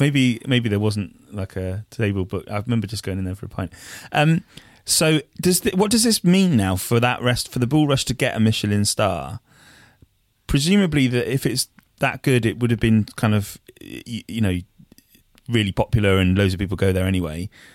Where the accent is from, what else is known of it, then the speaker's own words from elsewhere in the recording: Wiltshire, South West England, United Kingdom; moved away as an adult; now in Bristol, United Kingdom; I moved to Bristol, like, three, four years ago, um, but obviously I was from, I'm from Wiltshire